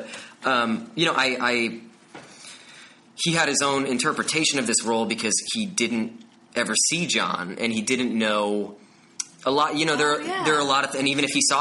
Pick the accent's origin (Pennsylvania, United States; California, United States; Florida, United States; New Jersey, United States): New Jersey, United States; Bergen County; I'm from New Jersey